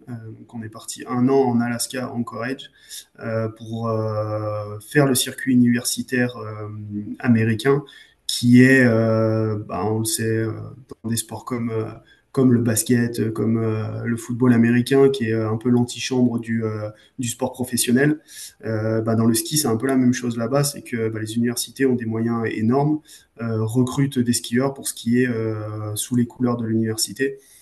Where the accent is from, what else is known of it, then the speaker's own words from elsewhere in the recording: Arêches-Beaufort, Auvergne-Rhône-Alpes, France; je viens, je viens d'Arèche-Beaufort euh, en Savoie, donc bah, on est un peu avec des skis au pied